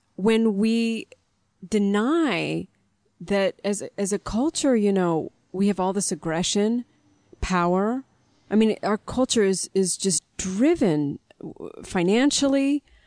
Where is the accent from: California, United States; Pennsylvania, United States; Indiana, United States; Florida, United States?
Indiana, United States; near Gary; I was born near Gary